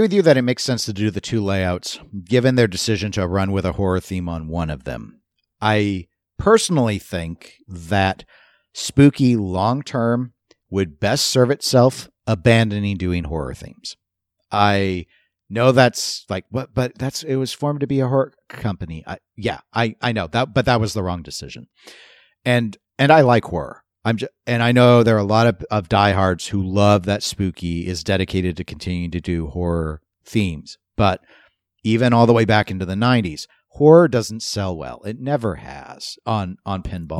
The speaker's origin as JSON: {"language": "English", "country": "United States", "said": "I'm American"}